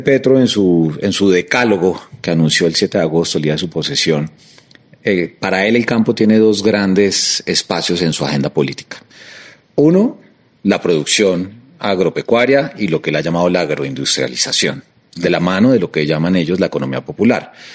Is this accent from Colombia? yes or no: yes; Colombia; como colombiano